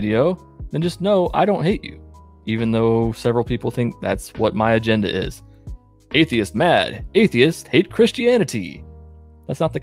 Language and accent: English; Georgia, United States; also born or lived in Michigan; I was born in Michigan, but I grew up in the state of Georgia